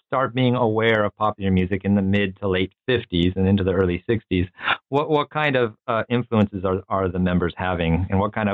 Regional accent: San Diego, California, United States; I grew up in San Diego in California.

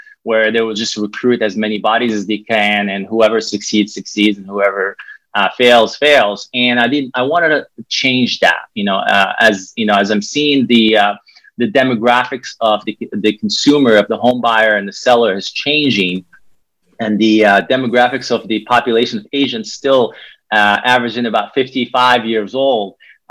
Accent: Morocco; English is a second language; So like I said, I'm originally from Morocco. I started my career in banking early age.

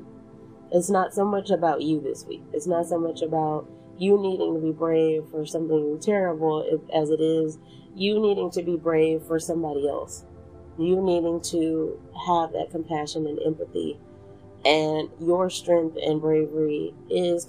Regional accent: Texas, United States; somebody who was born and raised in Texas.

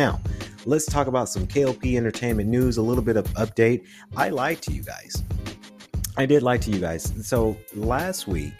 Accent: Macon, Georgia, United States; I like to say I'm from Atlanta because Atlanta changed my life, right? But Macon, Georgia, Jones County area is where we grew up. Milledgeville area, and it was the country area as well.

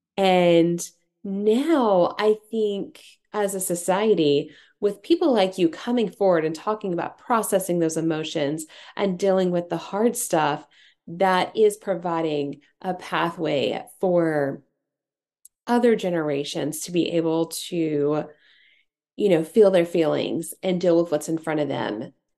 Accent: Tennessee, United States; I'm from Tennessee

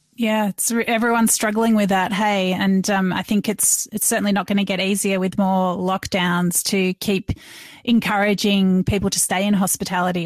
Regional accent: Melbourne, Victoria, Australia; I'm from Melbourne

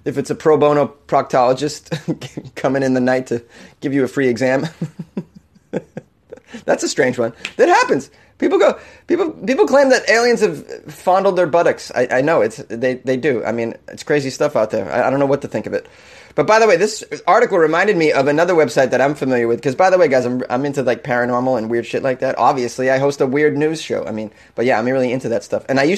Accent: Massachusetts, United States; now in Los Angeles, United States; in my home state

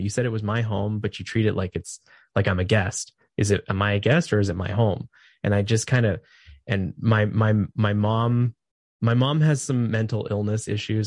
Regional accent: California, United States; moved away as an adult; now in Idaho, United States; I'm from California

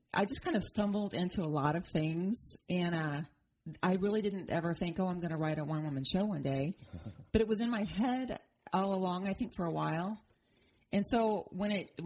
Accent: Fairview, Oklahoma, United States; I grew up in Oklahoma, tiny town near the Panhandle.

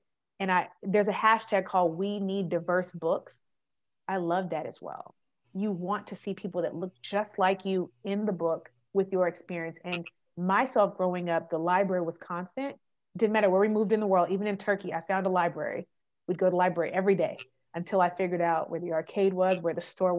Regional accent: California, United States; born there; also born or lived in Texas / Germany; I was like, well, I was born in California. Where'd you get your social? In Texas. But where'd you spend the most time? In Germany.

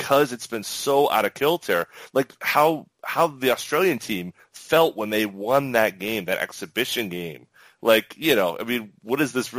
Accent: United States; I'm an American and I'm patriotic

